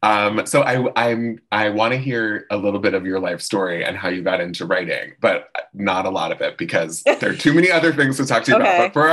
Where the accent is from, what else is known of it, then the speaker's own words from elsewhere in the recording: Cooper City, Florida, United States; I grew up in Cooper City.